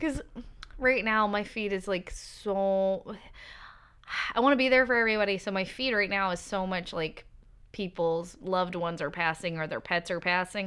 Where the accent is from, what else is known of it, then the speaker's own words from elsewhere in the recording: Seattle, Washington, United States; I'm from Seattle